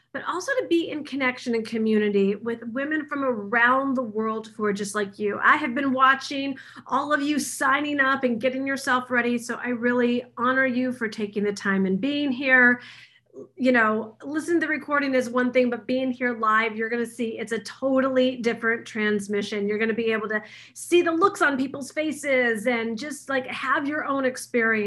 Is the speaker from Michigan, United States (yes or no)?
yes; Troy, Michigan, United States; I grew up in Troy, Michigan